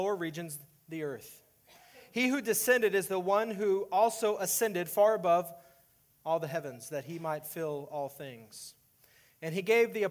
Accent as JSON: {"language": "English", "region": "Texas", "country": "United States", "tie": "born or raised there", "moved": "as an adult", "lives_now": "Iowa, United States", "said": "I was born and raised in Texas"}